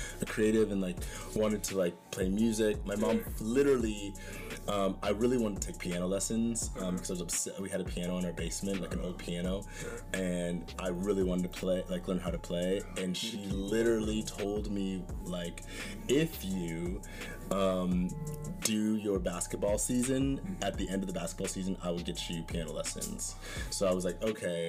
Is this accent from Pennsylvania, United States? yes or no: no; Northern Idaho, United States; Growing up in Northern Idaho